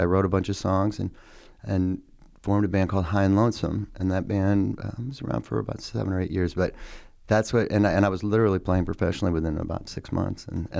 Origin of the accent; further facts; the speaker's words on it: Boston, Massachusetts, United States; born there; I grew up, I was born in Boston.